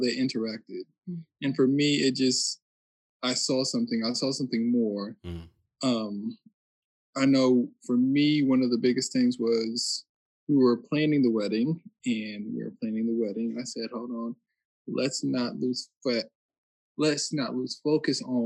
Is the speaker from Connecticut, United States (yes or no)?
yes; Connecticut, United States; also born or lived in Texas; now in Fort Worth, United States; I'm from Connecticut. I've been living in Texas